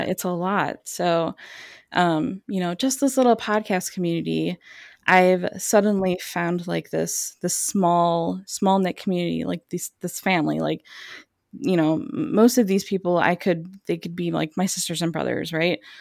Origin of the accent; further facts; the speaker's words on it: suburbs of Chicago, Illinois, United States; I basically grew up in the suburbs of Chicago